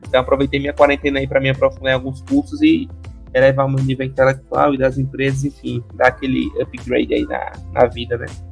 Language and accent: Portuguese; Maceió, Alagoas, Brazil; minha infância é aqui em Maceió, sou daqui de natural daqui de Maceió, Lagoas